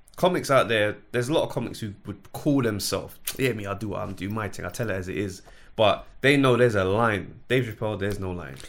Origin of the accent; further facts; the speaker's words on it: London, United Kingdom; I grew up in South London